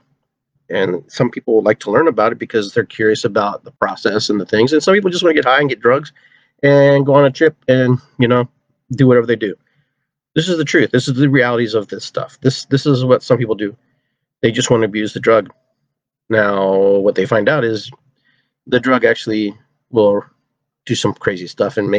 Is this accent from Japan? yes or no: no; Peru; now in United States; I'm from Peru.